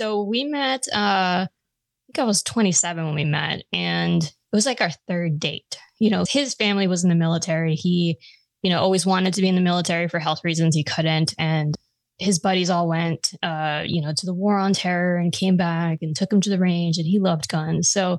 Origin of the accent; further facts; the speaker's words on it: Long Island, Suffolk County, New York, United States; moved away; I'm from Long Island.